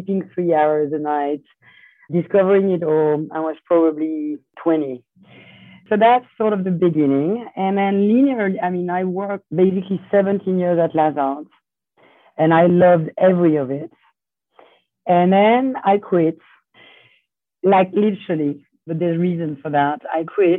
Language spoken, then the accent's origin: English; Lyon, Auvergne-Rhône-Alpes, France; moved away as an adult; also born or lived in Italy / New York; I was born in Lyon, in France